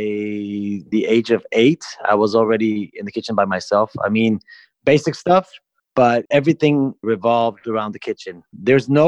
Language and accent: English; Tijuana, Baja California, Mexico; also born or lived in Mexicali, Mexico / San Diego, United States; I was born in Mexicali, but I was here before I was one